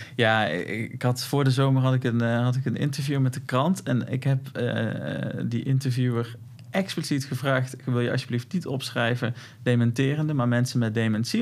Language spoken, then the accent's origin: Dutch; North Brabant, Netherlands; accent: Brabants; ik heb een Brabants accent